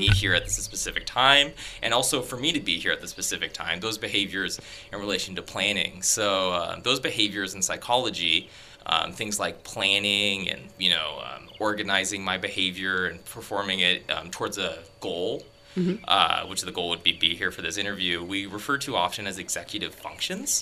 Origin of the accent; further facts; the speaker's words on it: Tigard, Oregon, United States; moved away as an adult; now in Canada; my high school in Tigard, Oregon